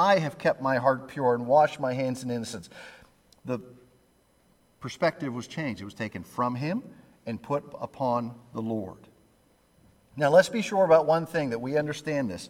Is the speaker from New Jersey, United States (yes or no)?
no; Pittsburgh, Pennsylvania, United States; now I'm from Pittsburgh